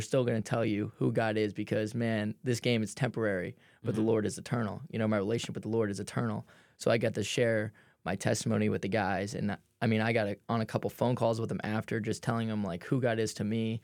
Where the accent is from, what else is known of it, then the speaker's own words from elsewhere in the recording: New Jersey, United States; moved away as an adult; also born or lived in Philadelphia; I grew up in South Jersey, but it was super close to Philadelphia.